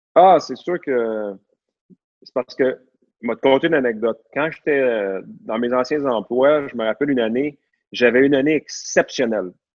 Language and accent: French; Laval, Quebec, Canada; je suis né à Laval, j'ai grandi à Laval, à Vimont, proche de la Cité de la Santé